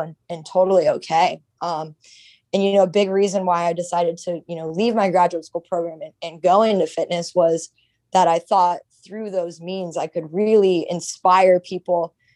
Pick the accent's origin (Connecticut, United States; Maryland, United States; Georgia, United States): Maryland, United States; Silver Spring; moved away as an adult; also born or lived in New York City; now in Miami, United States; I grew up in Silver Spring, Maryland